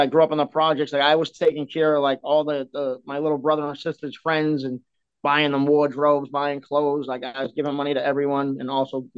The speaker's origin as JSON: {"language": "English", "town": "Boston", "region": "Massachusetts", "country": "United States", "tie": "born or raised there", "said": "I come from South Boston. I grew up in the D-Street projects"}